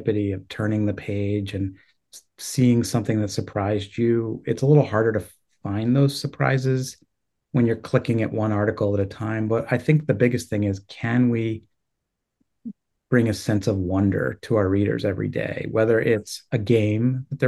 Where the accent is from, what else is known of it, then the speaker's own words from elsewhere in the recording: State College, Pennsylvania, United States; I grew up in State College as well